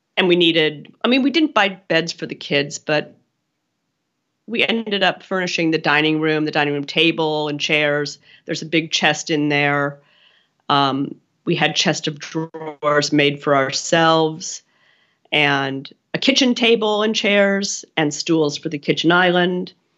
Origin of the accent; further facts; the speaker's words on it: Pennsylvania, United States; I grew up in Pennsylvania